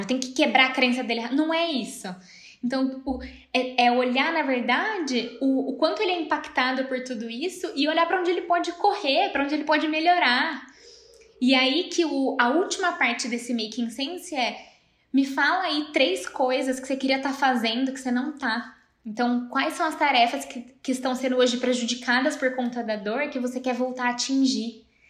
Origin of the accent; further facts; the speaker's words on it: Campinas, São Paulo, Brazil; also born or lived in Rio de Janeiro; eu sou de Campinas